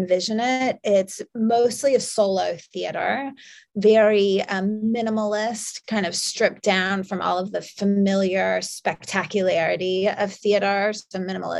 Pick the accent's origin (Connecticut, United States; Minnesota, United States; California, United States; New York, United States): New York, United States; I'm from New York